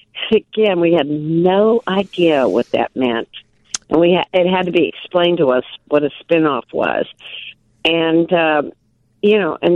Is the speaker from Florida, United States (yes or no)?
no; Milwaukee, Wisconsin, United States; But we're from Milwaukee.